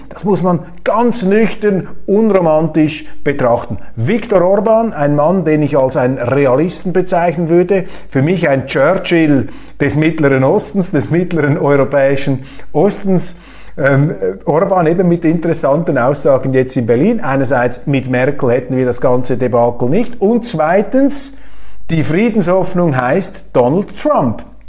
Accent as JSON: {"language": "German", "country": "Switzerland", "said": "ich bin Schweizer"}